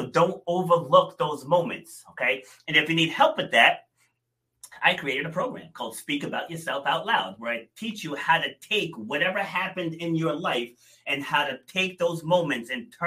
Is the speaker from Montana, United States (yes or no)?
no; Rhode Island, United States; also born or lived in New York City; we moved to Rhode Island when I was 2.5, I want to say. So I'm definitely from Rhode Island